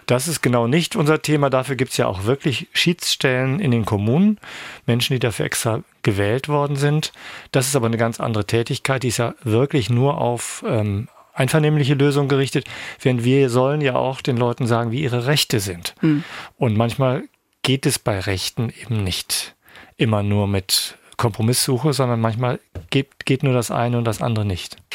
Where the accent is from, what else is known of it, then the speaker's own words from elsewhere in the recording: Ankum, Lower Saxony, Germany; moved away as an adult; now in Schwerin, Germany; Ich stamme aus dem Landkreis Osnabrück, einem Ort namens Ankum